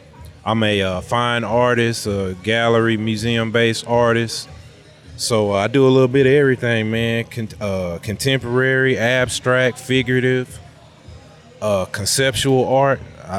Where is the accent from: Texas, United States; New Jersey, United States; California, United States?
Texas, United States; Houston; I'm from the Houston